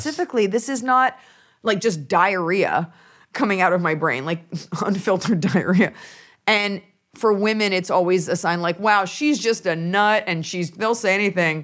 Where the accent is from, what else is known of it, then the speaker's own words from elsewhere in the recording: Dallas, Texas, United States; moved away; family's from New York, but I'm from Dallas, Texas.